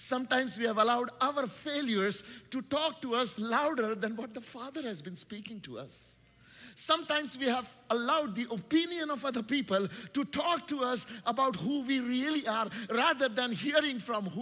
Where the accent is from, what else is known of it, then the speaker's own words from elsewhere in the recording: India; English is a second language; English is not my first language. Do you know, I come from a nation called India